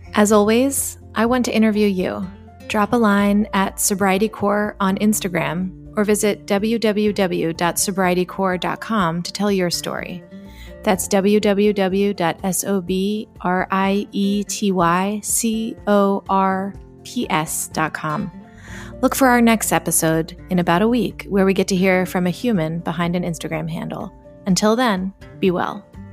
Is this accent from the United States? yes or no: yes; Jersey Shore, New Jersey, United States; I grew up on the Jersey Shore